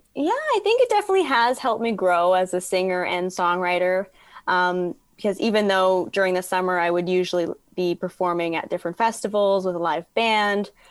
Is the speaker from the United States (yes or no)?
no; Toronto, Ontario, Canada; growing up in Toronto